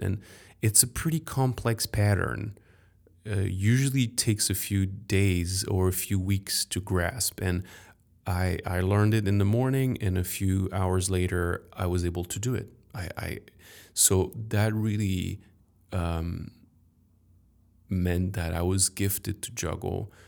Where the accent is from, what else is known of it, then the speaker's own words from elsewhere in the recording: Paris, Île-de-France, France; I grew up in Paris